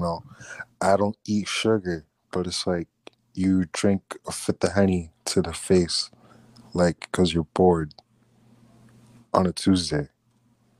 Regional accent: Dade County, Florida, United States; I'm from Dade County, Florida.

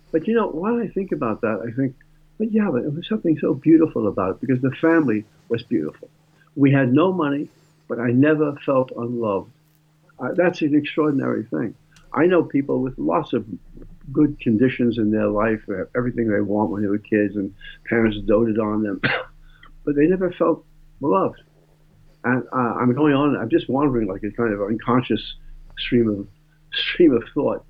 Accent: New York City, New York, United States; my young life growing up in the Bronx

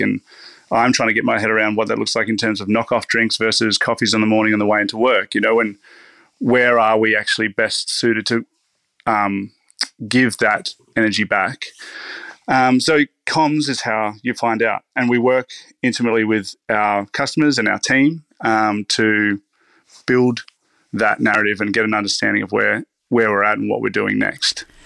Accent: Riverland, South Australia, Australia; now in Melbourne, Australia; I grew up in the Riverland, which is it's starting to become quite a um, reputable area

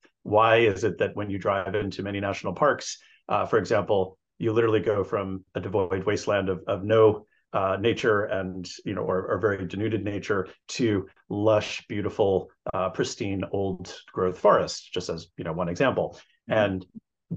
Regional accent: New Jersey, United States; I grew up in New Jersey in the 70s and 80s

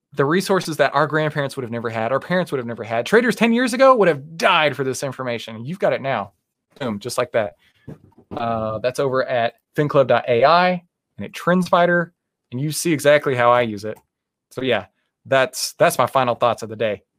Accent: Texas, United States; I'm from Texas

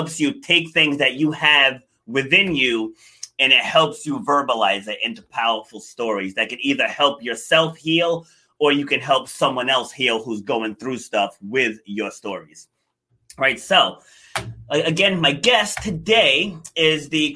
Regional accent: New York City, New York, United States; I was actually born in Far Rockaway

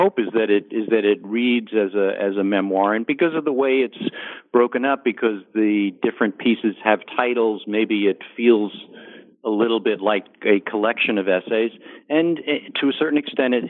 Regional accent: New Jersey suburbs, United States; also born or lived in Bronx, New York; from my boyhood, growing up in the New Jersey suburbs

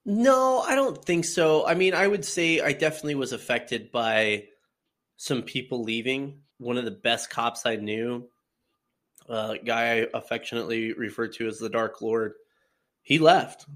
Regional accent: Colorado, United States; moved away as an adult; now in Iowa, United States; I, I born and raised in Colorado, lived there pretty much all my life

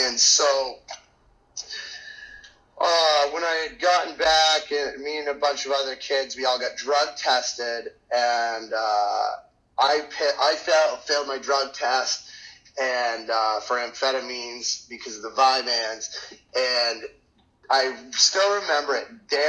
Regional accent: Maine, United States; And growing up in Maine, it was easy for me to be acquainted to the area and the woods and survive and everything in general.

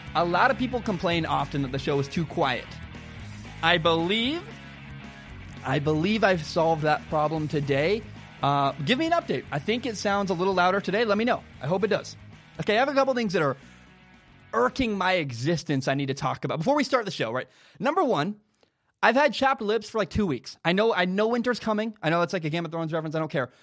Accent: Vancouver, Washington, United States; Vancouver, Washington, my hometown

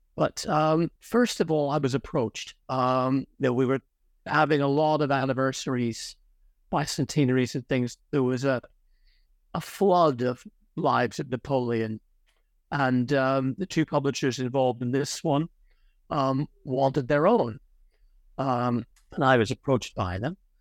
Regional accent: Ireland; moved away; also born or lived in Connecticut, United States / Oxford, United Kingdom; I happen to have been born, um, in the United States, actually, in Connecticut. But, uh, I'm Irish. I was largely brought up in Ireland

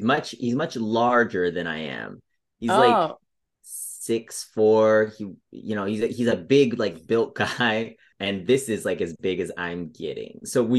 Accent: Denver, Colorado, United States; moved away as an adult; also born or lived in Chicago; now in Los Angeles, United States; Well, I was born in Colorado. I was born in Denver. And then I was doing improv and sketch stuff in Denver.

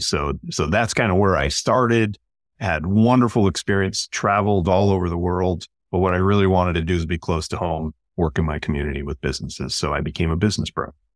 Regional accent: Chicago, Illinois, United States; moved away as an adult; now in West Coast, United States; I'm originally from Chicago.

